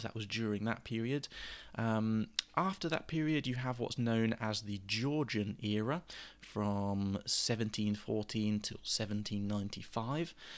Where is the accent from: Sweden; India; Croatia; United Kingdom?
United Kingdom; England; now in Southampton, United Kingdom; for us as, as the English